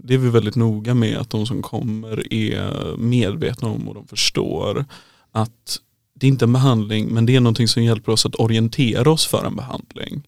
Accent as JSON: {"language": "Swedish", "town": "Kungsbacka", "region": "Halland County", "country": "Sweden", "also_born_or_lived": "Uppsala", "moved": "as an adult", "said": "Jag kommer från Kungsbacka ursprungligen"}